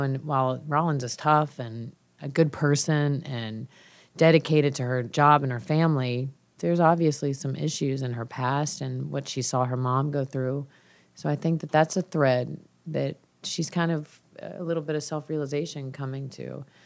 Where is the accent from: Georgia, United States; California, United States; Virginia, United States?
Georgia, United States; I'm from Georgia